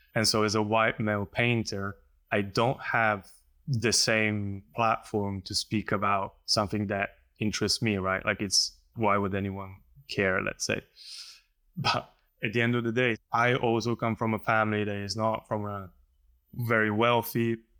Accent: Slovenia; I come from Slovenia

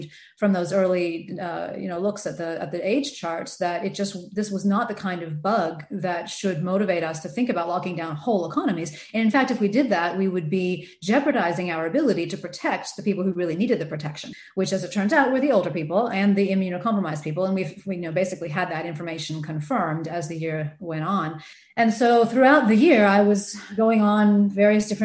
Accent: United States; accent: American; moved away as an adult; also born or lived in Adelaide, Australia; now in Sydney, Australia; I'm American, as you can probably tell from the accent

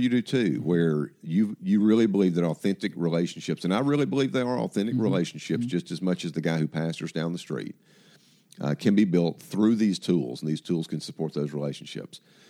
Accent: Atlanta, Georgia, United States; I grew up in Atlanta

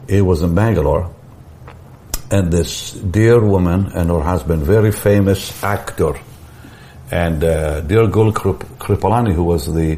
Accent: Israel; moved away; I'm from Israel

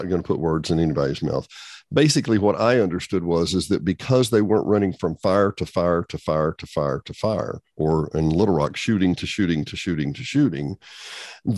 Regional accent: Arkansas, United States; We're all both from Arkansas, which in the village is kind of rare

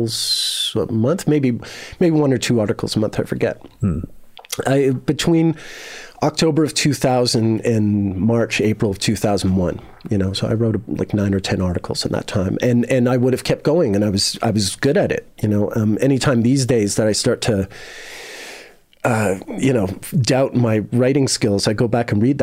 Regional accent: Canada; moved away as an adult; also born or lived in Montreal / Cumberland / England; I'm a Canadian living in Europe

